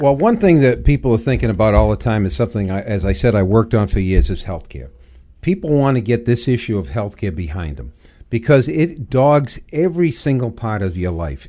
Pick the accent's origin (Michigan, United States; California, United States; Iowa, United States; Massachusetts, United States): Massachusetts, United States; Everett; I actually grew up, uh, in Everett, Mass.